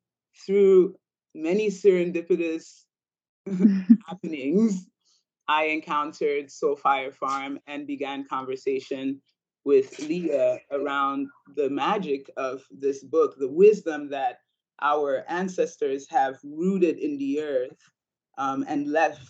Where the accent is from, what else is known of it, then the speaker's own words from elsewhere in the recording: Ambas Bay, Southwest Region, Cameroon; moved away; I grew up in Cameroon, West Africa, on Ambas Bay, which is on the western